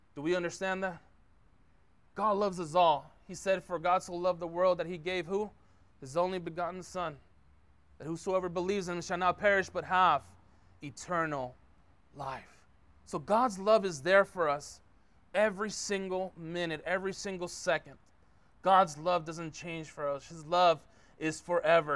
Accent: San Francisco, California, United States; now in Concord, United States; born and raised in San Francisco

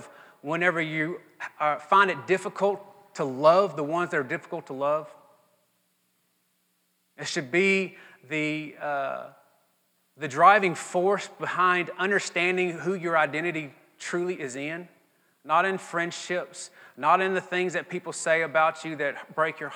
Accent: Mississippi, United States; I'm from Mississippi and this is just what Mississippians

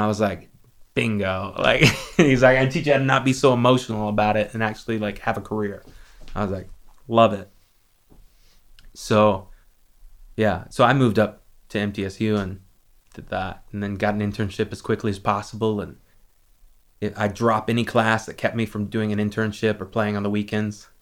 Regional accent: Lexington, South Carolina, United States; my hometown is a town called Lexington, South Carolina.

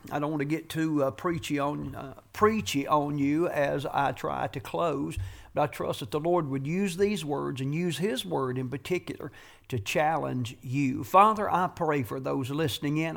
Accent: United States; also born or lived in Ridgeway, Virginia; I love being an American

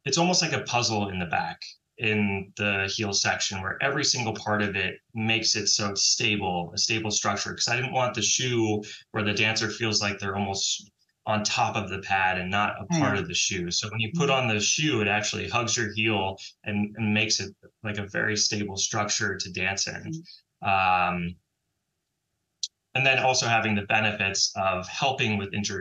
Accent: San Francisco, California, United States; I grew up and was born and raised in San Francisco, and trained at the San Francisco Ballet

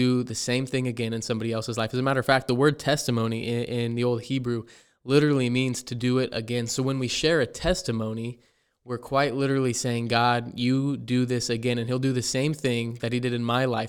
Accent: Ontario, Oregon, United States; born there; also born or lived in Payette, Idaho; I was born in Ontario, Oregon. I lived the first couple years of my life in Payette, Idaho, which is about 4 hours from where I'm at now.

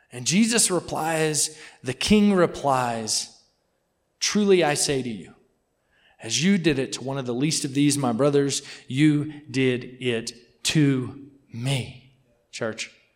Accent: Mississippi, United States; I'm from Mississippi. You know what I'm saying? Like we talk a little slow.

